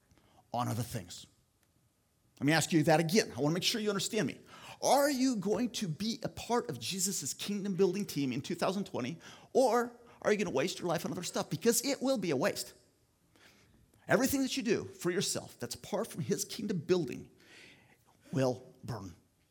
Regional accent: Philippines; moved away as an adult; now in United States; I grew up in the Philippines in a tribal group, Agta people

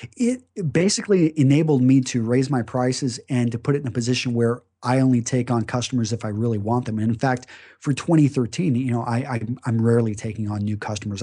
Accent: Greenwood, Texas, United States; I grew up in West Texas, Midland, Texas, to be specific, uh, just a small town outside of there called Greenwood

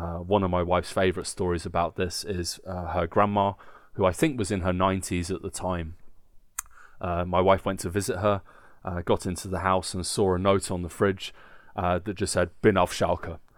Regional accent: England, United Kingdom; Obviously, Nick and I are both football fans. Uh, we are English, uh, and this is part of our, our

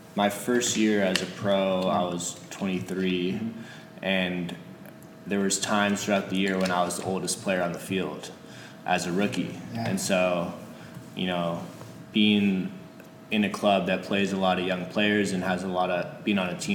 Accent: California, United States; moved away as an adult; now in Portland, United States; Growing up in California

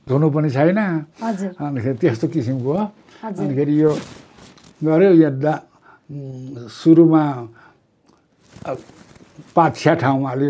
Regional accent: Makwanpur district, Bagmati, Nepal; म एकानब्बे सालमा जन्मिएँ सोह्र वर्ष त राणाकालमै बित्यो मेरो त्यति बेलामा हाम्रो जिल्लामा एउटा भीमफेदी बजार थियो

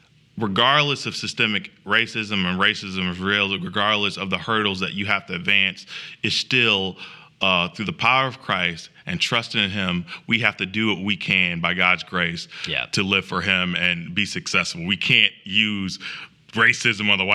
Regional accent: Springfield, Illinois, United States; moved away as an adult; also born or lived in Chicago, Illinois; now in Greenville, United States; I'm from Springfield and my family's from Chicago

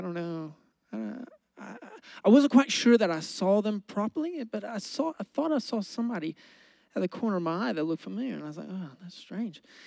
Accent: United States; I'm an American

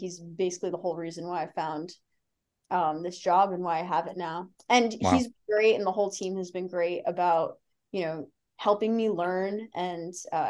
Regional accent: Boston, Massachusetts, United States; But I like the Celtics just because I'm from Boston.

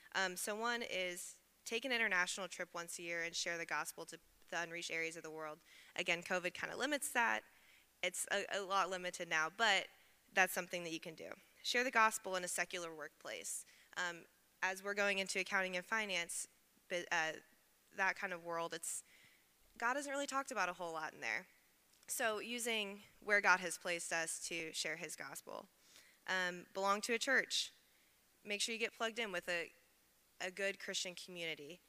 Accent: Evansville, Indiana, United States; moved away as an adult; I'm originally from Evansville, Indiana, so about three hours southwest

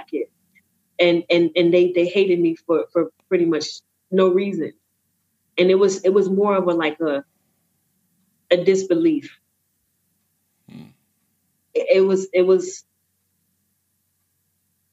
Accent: Atlanta, Georgia, United States; moved away; also born or lived in Ohio; I'm from Atlanta. I grew up in Atlanta and Ohio. Went to Ohio for art school.

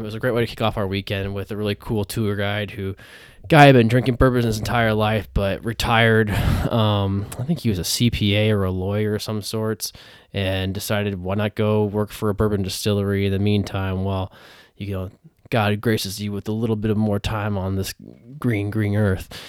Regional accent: Iowa, United States; I grew up in Iowa

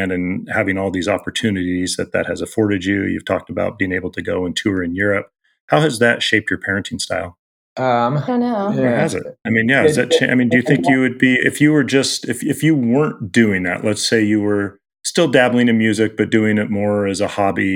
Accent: Southern Oregon, United States; also born or lived in Los Angeles / Portland; now in Seattle, United States; I'm from Southern Oregon

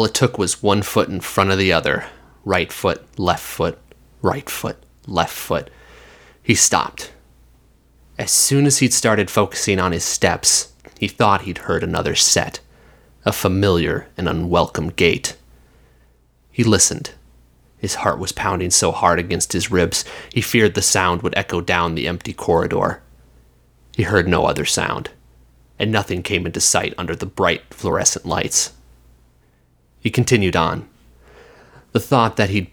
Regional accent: the West, United States; I grew up in the West

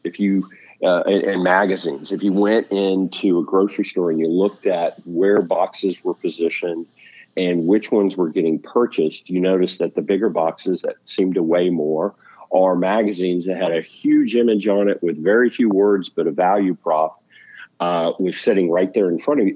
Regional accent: outside of Houston, Texas, United States; born and raised outside of Houston

